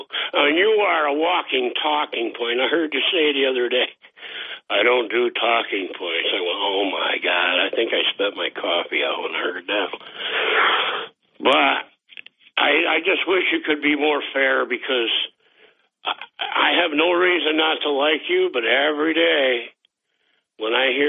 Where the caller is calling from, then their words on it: Boston, Massachusetts, United States; from Boston.